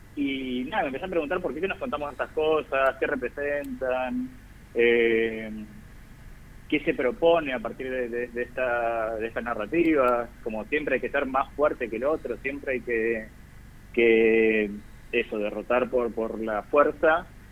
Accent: Zárate, Buenos Aires Province, Argentina; now in Buenos Aires, Argentina; Yo soy de Zárate originalmente, provincia de Buenos Aires

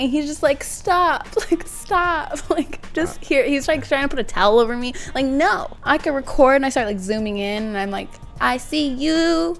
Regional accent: San Diego, California, United States; Linda Vista. I'm from Linda Vista.

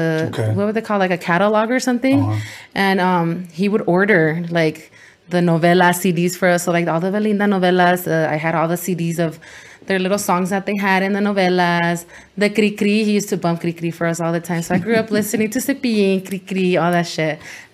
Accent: San Bernardino, California, United States; first language Spanish; English is a second language; also born or lived in Glendora, California / El Monte, California / Guanajuato, Mexico / Los Angeles, California; I grew up everywhere. Well, not everywhere. I grew up in San Bernardino.

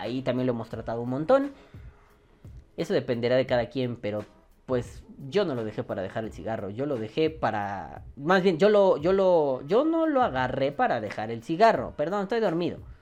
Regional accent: Mexico; somos mexicanos

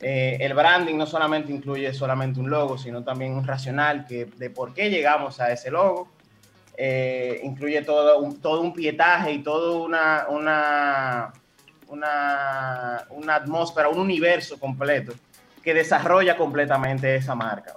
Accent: Dominican Republic; me siento identificado como dominicano

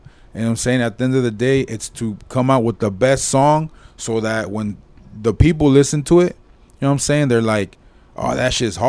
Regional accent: Whittier, California, United States; we're all from Whittier.

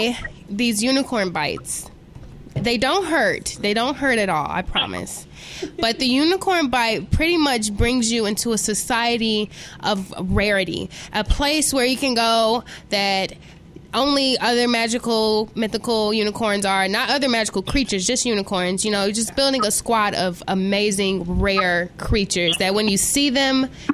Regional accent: Chicago, Illinois, United States; I lived there till I was 12, so I'm from the West Side

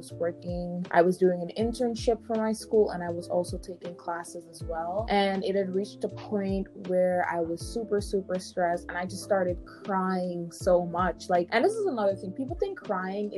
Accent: Guyana; now in New York, United States; I am originally from Guyana, South America

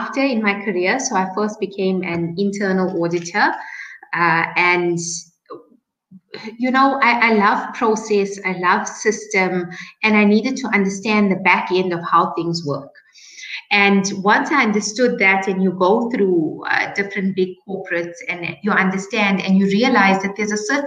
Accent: Johannesburg, Gauteng, South Africa; born in Johannesburg.

